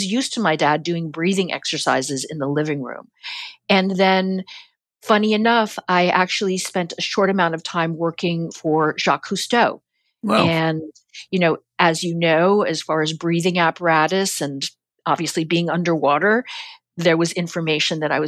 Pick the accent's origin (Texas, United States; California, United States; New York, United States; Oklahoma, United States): New York, United States; as a New Yorker